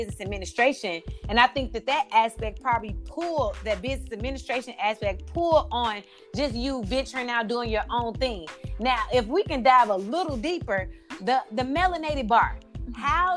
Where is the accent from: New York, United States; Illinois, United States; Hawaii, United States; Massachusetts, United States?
Illinois, United States; Dolton; I'm from Dalton